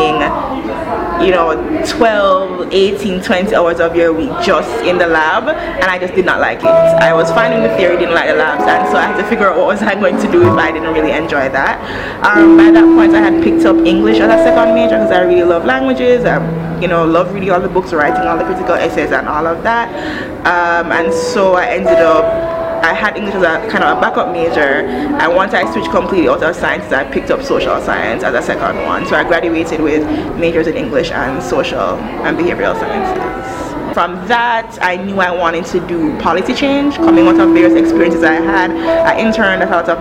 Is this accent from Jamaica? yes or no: yes; Jamaica; moved away as an adult; also born or lived in United States / New York; now in Rwanda; I was born and raised in Jamaica